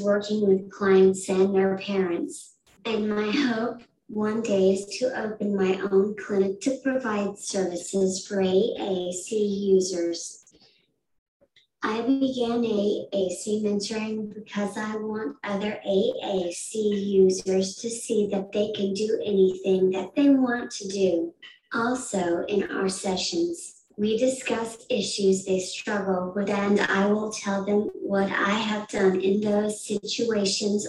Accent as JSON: {"language": "English", "town": "Decatur", "region": "Iowa", "country": "United States", "moved": "yes", "lives_now": "Madison, United States", "said": "I'm from Decatur, Iowa"}